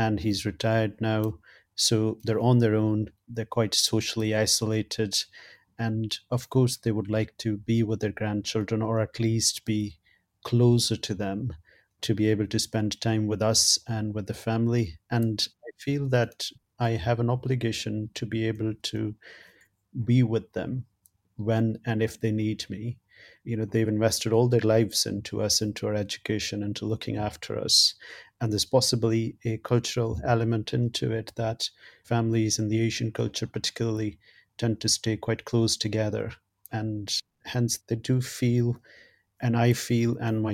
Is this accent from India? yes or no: yes; India; moved away as an adult; now in County Durham, United Kingdom; So I was born in India, and after I did my medical school training over there